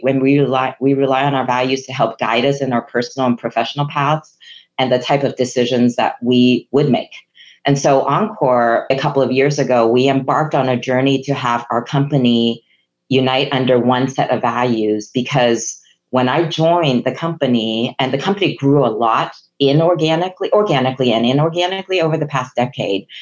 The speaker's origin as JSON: {"language": "English", "country": "Hong Kong", "first_language": "Chinese", "second_language": "English", "moved": "yes", "said": "I'm a Chinese immigrant from Hong Kong. English was not my first language Chinese was"}